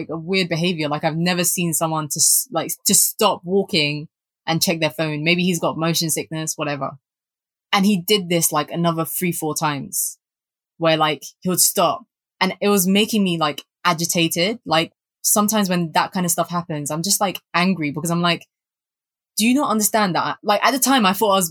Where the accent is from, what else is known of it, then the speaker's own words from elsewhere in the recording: London, United Kingdom; growing up in Southeast London